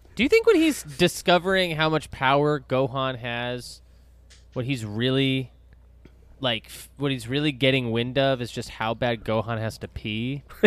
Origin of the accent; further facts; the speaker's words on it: Dallas, Texas, United States; when I was growing up in Dallas